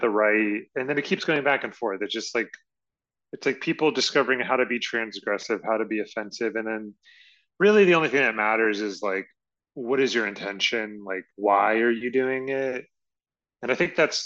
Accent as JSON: {"language": "English", "town": "Richmond", "region": "Virginia", "country": "United States", "moved": "yes", "said": "I'm from Richmond, Virginia, or at least that's where I was."}